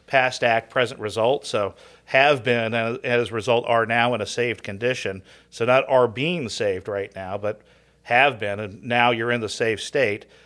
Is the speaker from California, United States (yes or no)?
yes; Southern California, United States; I grew up in Southern Cal